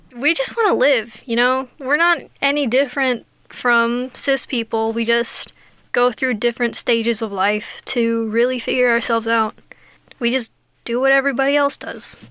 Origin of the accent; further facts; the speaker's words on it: Guam; moved away as an adult; also born or lived in Florida; now in Australia; I'm originally from Guam, uh, that's where I was born